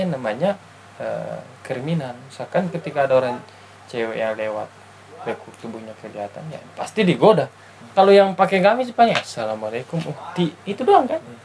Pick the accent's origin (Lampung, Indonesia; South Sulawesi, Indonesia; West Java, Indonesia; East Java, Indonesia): South Sulawesi, Indonesia; Bugis Makassar; now in Bandung, Indonesia; kita orang Bugis Makassar